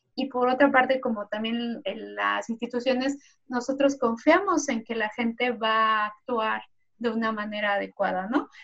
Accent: Mexico; now in Sweden; como mexicana viviendo aquí

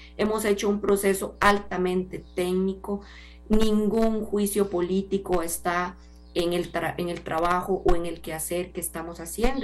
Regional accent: Costa Rica; como costarricense

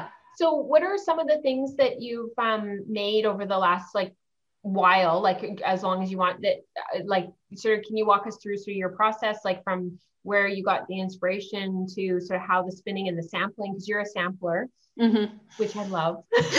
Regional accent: Ontario, Canada; from Ontario. And one of the things, and I'm originally from up north.

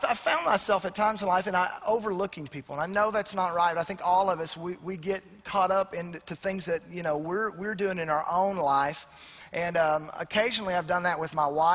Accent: Arkansas, United States; I grew up, I was a pretty big redneck. I'm from Arkansas

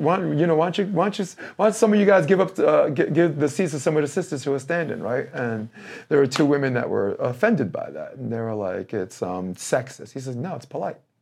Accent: New York City, New York, United States; moved away as an adult; now in Hermosa Beach, United States; I am a moron from Brooklyn

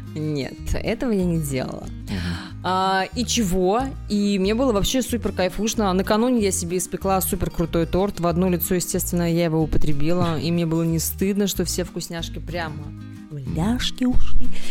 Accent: Kaliningrad, Kaliningrad Oblast, Russia; я из Калининграда

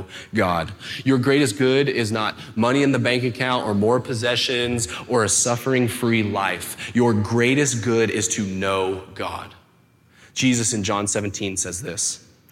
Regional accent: Rancho Cucamonga, California, United States; moved away as an adult; also born or lived in Texas; I was born and raised here in Rancho, and my folks' house is up, tucked into the foothills

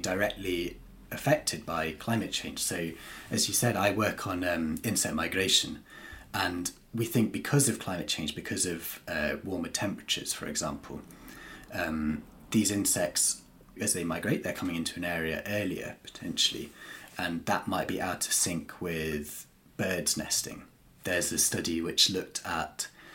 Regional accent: North East Wales, United Kingdom; moved away as an adult; now in Cornwall, United Kingdom; I grew up and I'm from North East Wales

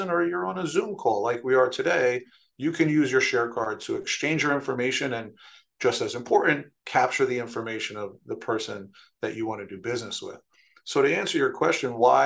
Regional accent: New York City, New York, United States; now in Stamford, United States; I was born and raised in New York City, in the Bronx

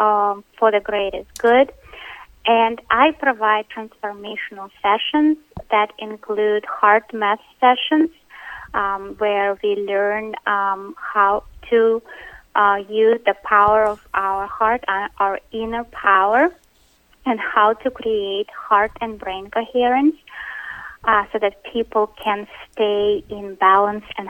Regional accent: Russia; moved away; I was born in Russia

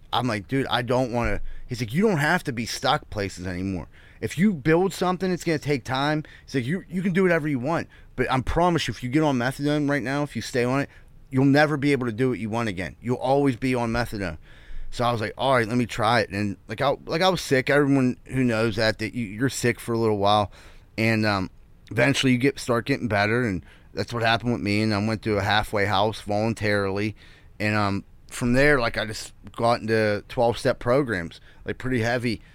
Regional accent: Pittsburgh, Pennsylvania, United States; I grew up in Greenfield

